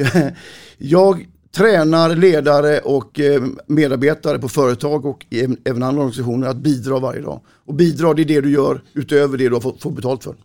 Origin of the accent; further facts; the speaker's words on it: Malmö, Skåne, Sweden; moved away as an adult; also born or lived in Borås; now in Stenungsund, Sweden; Jag är 58 år, född och uppvuxen i Malmö. Jag har bott på västkusten sedan 88